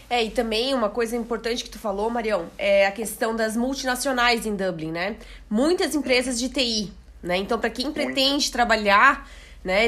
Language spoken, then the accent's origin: Portuguese; Blumenau, Santa Catarina, Brazil; Eu sou de Blumenau